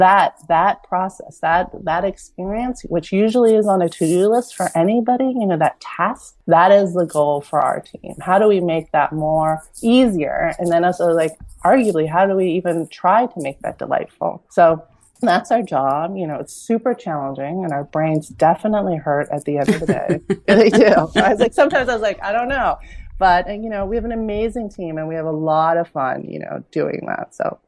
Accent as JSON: {"language": "English", "region": "Vienna", "country": "Austria", "tie": "born there", "said": "I've heard the story before, you know, as an immigrant, which I am. I was born in Vienna, Austria to Korean parents. So I consider myself Asian European."}